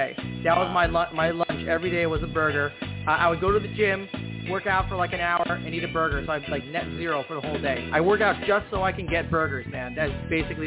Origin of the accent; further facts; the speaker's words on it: New Zealand; I'm actually a Kiwi. I'm actually from New Zealand.